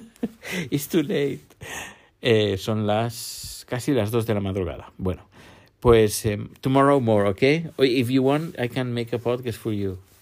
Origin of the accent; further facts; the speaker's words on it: Terrassa, Catalonia, Spain; en Tarrasa, mi pueblo natal